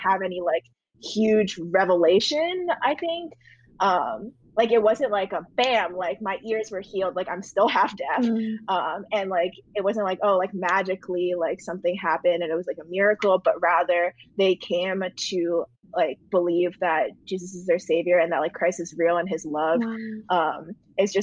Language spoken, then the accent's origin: English; New Jersey, United States; moved away as an adult; now in New York City, United States; grew up in that house, grew up in like kind of like a farmy town in the suburbs of New Jersey